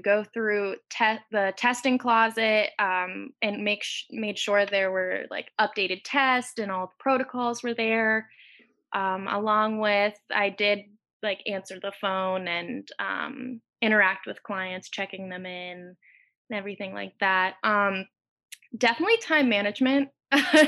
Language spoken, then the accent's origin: English; Clearfield, Pennsylvania, United States; I am from Clearfield, Pennsylvania